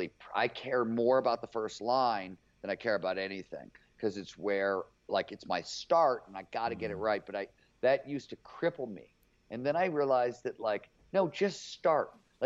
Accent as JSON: {"language": "English", "town": "Cleveland", "region": "Ohio", "country": "United States", "tie": "born or raised there", "said": "I was growing up in Cleveland before there was cable TV there."}